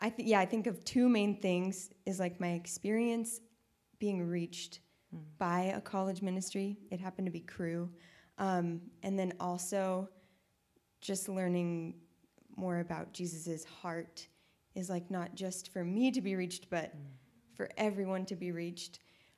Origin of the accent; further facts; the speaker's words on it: Tri-Cities, Washington, United States; now in Cheney, United States; I'm from the Tri-Cities, so I came here for school